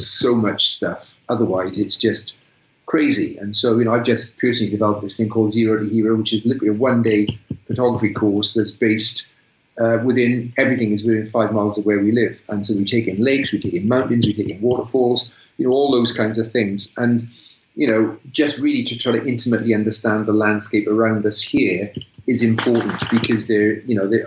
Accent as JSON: {"language": "English", "region": "South Wales", "country": "United Kingdom", "also_born_or_lived": "Malvern", "moved": "as an adult", "lives_now": "North Wales, United Kingdom", "said": "We're both from South Wales"}